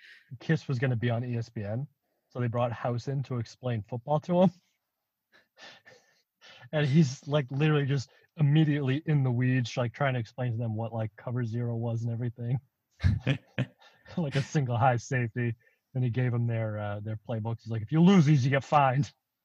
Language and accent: English; South East England, United Kingdom; I'm from Hampshire.